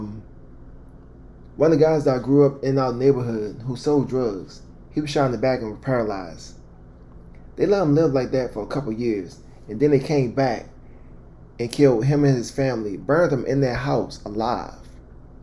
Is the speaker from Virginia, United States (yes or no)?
no; Baltimore, Maryland, United States; born or raised there